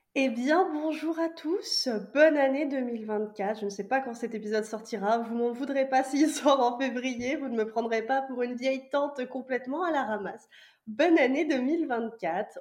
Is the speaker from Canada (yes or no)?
no; Vendée, Pays de la Loire, France; also born or lived in Nantes; Je viens de Vendée, donc j'ai fait mes études à Nantes